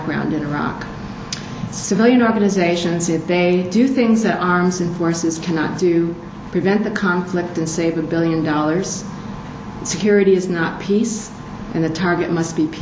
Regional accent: United States

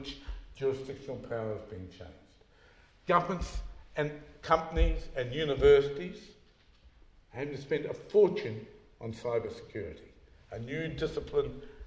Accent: New Zealand; being a New Zealander

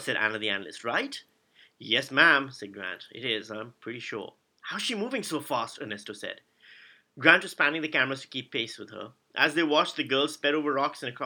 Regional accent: Karachi, Sindh, Pakistan; I grew up in Pakistan, in Karachi

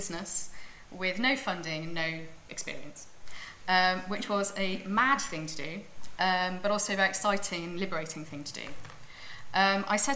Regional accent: Cardiff, Wales, United Kingdom; moved away as an adult; I grew up in Cardiff, as a great city

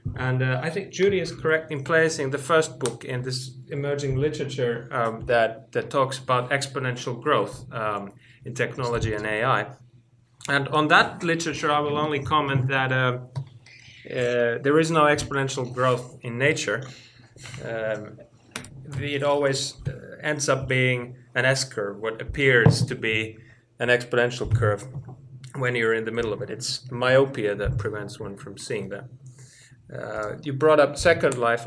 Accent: Finland; moved away as an adult; now in Oxford, United Kingdom; I'm from Finland

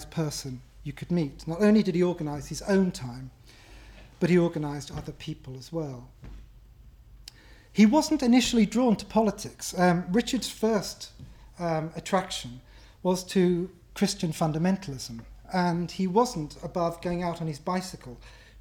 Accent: Ireland; as an Irishman

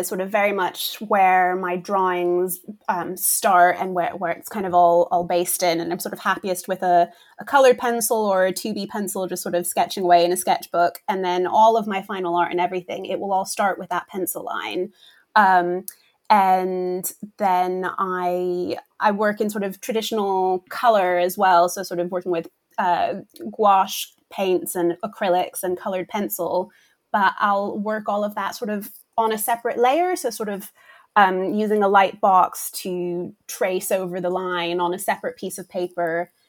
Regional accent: Brussels, Brussels-Capital Region, Belgium; And so my family is American, but we grew up in Europe. So I feel like we had sort of a mixture of classic American picture books and also some of the British ones and even some French ones because we lived in Brussels.

